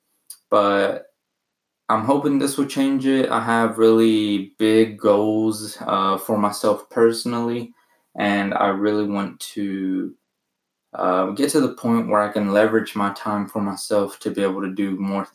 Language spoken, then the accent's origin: English; Arkansas, United States; also born or lived in Mexico; I was born in Mexico, lived there for 3 years, moved to the U.S. and have been in Arkansas ever since. I went to school, graduated high school here